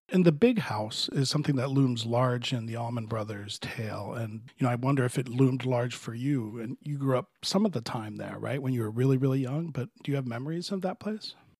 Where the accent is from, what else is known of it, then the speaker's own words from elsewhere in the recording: Miami, Florida, United States; I grew up in Florida, but it was a lot further south in Miami in the 60s and 70s